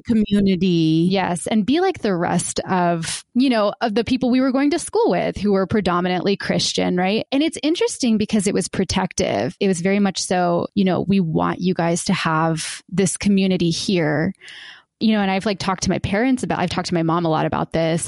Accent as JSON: {"language": "English", "town": "Warner Robins", "region": "Georgia", "country": "United States", "tie": "born or raised there"}